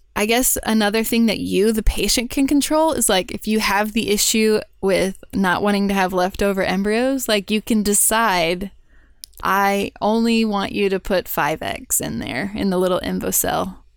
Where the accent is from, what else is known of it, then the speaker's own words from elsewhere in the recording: Houston, Texas, United States; I grew up in Houston.